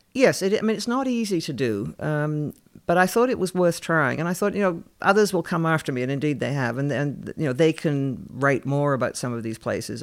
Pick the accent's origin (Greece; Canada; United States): Canada; I grew up in Canada